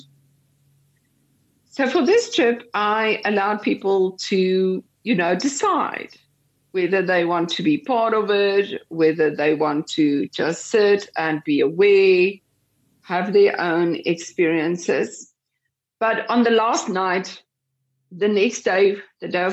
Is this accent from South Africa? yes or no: yes; South Africa; we're from South Africa